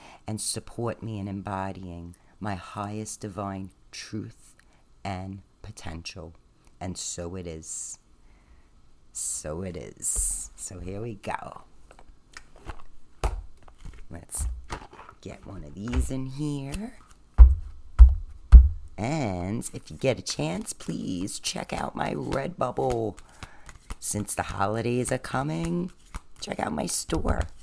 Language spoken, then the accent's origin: English; New York City, New York, United States; accent: Staten Island; It's my Staten Island accent.